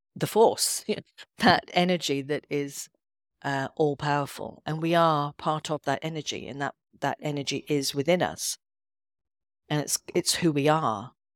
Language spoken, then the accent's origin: English; Edinburgh, Scotland, United Kingdom; moved away; also born or lived in London; I wanted to be back in Scotland 'cause I am, I'm from Edinburgh originally.